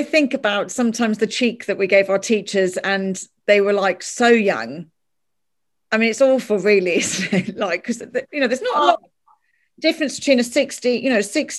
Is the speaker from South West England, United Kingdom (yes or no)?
no; London, United Kingdom; moved away as an adult; now in Ireland; I still think Ireland is very white, having grown up in central London.